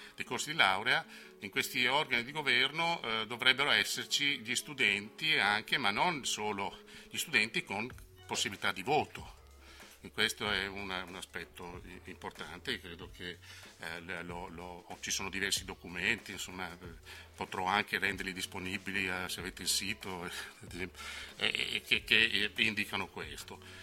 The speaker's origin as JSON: {"language": "Italian", "region": "Emilia-Romagna", "country": "Italy", "accent": "Romagnolo", "said": "sono romagnolo come si sente dalla mia S"}